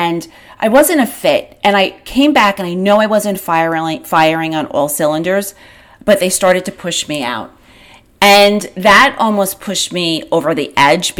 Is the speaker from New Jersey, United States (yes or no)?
no; Long Island, New York, United States; I grew up on Long Island